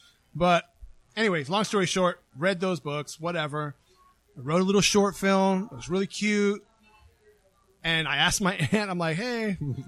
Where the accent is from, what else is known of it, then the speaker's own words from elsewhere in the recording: Palm Springs, California, United States; also born or lived in San Diego; Palm Springs, California. Went to Palm Springs High.